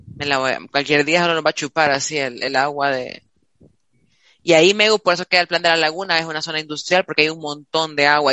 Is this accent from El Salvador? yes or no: yes; El Salvador; nos las regalaron a los salvadoreños